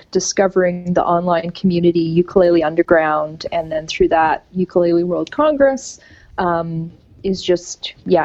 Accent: Canada; growing up in Canada in the 80s, the ukulele was part of the school music program

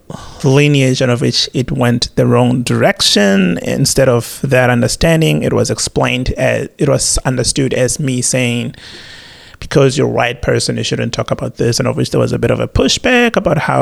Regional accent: South Africa; now in Australia; being a South African, having grandparents who actually suffered under the apartheid regime

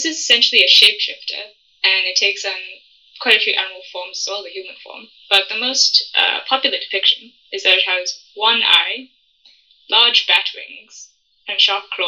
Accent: South Africa; I'm from South Africa

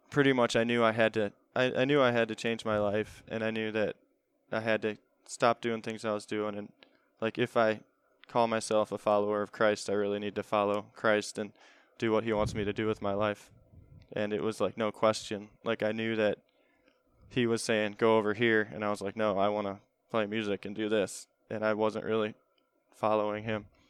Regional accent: Olmsted Falls, Ohio, United States; I grew up in Olmsted Falls.

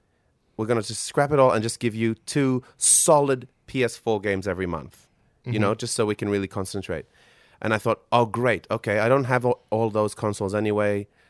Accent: Solomon Islands; growing up in the Solomon Islands.

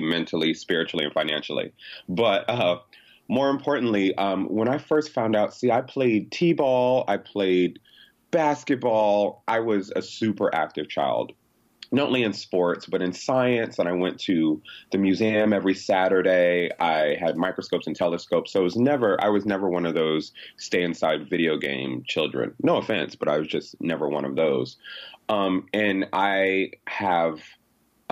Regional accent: Connecticut, United States; I'm from Connecticut

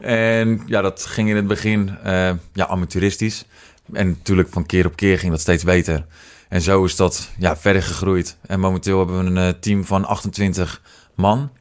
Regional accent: Netherlands; moved away as an adult; also born or lived in United States / Roosendaal; now in Etten-Leur, Netherlands; geboren in Amerika, opgegroeid in uh, eh, Lamuiden

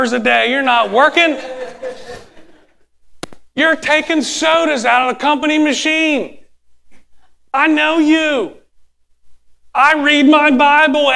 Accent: United States; I'm American.

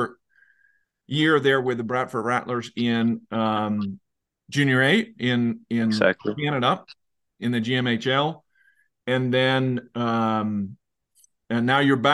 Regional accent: Leksand, Dalarna County, Sweden; moved away; I grew up in Leksand

